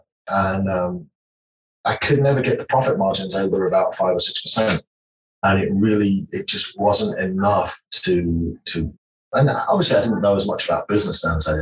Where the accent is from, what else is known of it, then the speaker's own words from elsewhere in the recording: the north of England, United Kingdom; moved away as an adult; now in Texas, United States; I grew up in Northern England, in a little village about 150 people